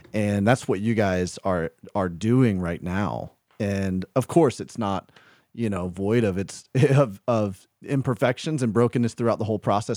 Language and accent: English; the South, United States; now in Midwest, United States; I grew up in the South